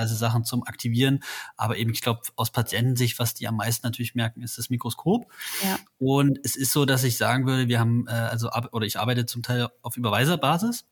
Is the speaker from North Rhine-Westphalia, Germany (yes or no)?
no; Halle, Saxony-Anhalt, Germany; also born or lived in Berlin; now in Leipzig, Germany; bin gebürtig aus Halle